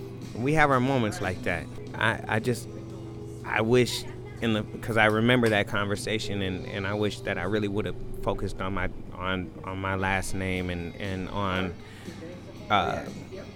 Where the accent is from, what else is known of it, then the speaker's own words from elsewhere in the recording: Minneapolis, Minnesota, United States; now in Charlotte, United States; We grew up in Powderhorn Park, off 34th and Elliott.